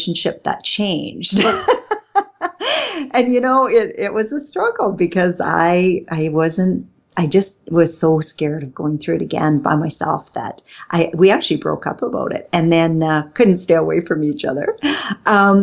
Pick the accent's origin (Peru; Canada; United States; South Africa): Canada; northern Saskatchewan; now in White City, Canada; I was born in Saskatchewan, not in White City, but in northern Saskatchewan